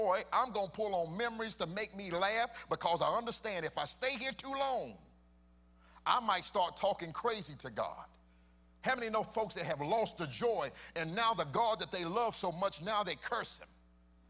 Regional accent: Charlotte, North Carolina, United States; my hometown

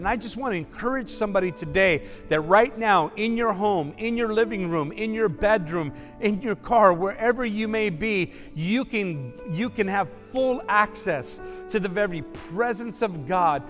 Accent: United States; as an American citizen

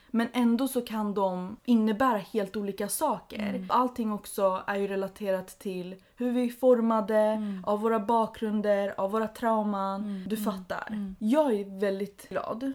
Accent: Sweden; som barn till invandrare mm. har man oftast konflikter eller krig eller mm. förtryck i bagaget. -hmm. Liksom, det är som ett arv man mm. bär mm. och är medveten om och det liksom finns alltid med en även om man har vuxit upp i Sverige

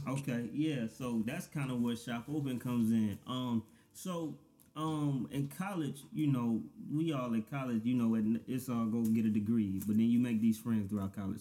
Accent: Daytona Beach, Florida, United States; growing up in Daytona, it's like it's a we got a beach for one

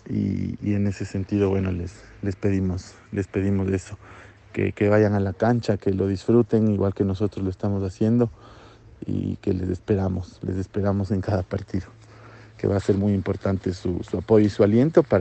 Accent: Ecuador; que somos de Ecuador, que venimos a competir, que venimos a ganar y, que amamos a nuestro país.

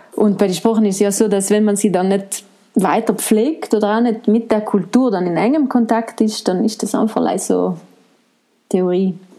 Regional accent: Ortisei, Trentino-Alto Adige, Italy; also born or lived in Bolzano / Florence; ich bin eine Ladinerin. Ich bin aus St. Ulrich im Grödnertal

